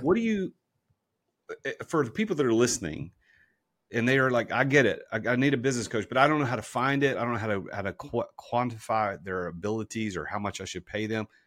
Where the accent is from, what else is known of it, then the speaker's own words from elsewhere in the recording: Nashville, Tennessee, United States; I'm from Nashville, been here my whole life.